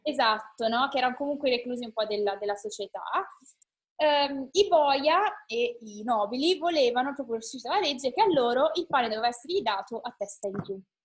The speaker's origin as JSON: {"language": "Italian", "country": "Italy", "said": "siamo noi eh, sfigati italiani"}